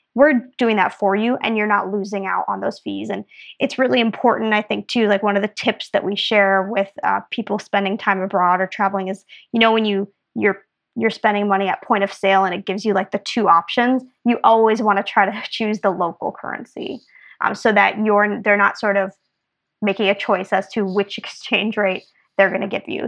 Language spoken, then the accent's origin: English; Minnesota, United States; moved away as an adult; also born or lived in Belgium; I'm from Minnesota originally, so almost Canada